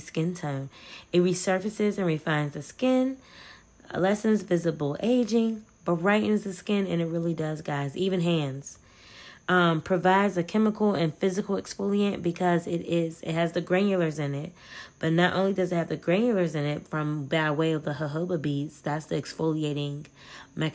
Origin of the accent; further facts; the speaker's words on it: United States; As an American